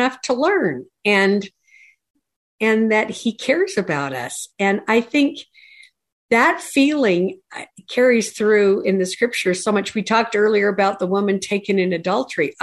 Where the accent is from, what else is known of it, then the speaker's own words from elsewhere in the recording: Tremonton, Utah, United States; I grew up in Tremont, Utah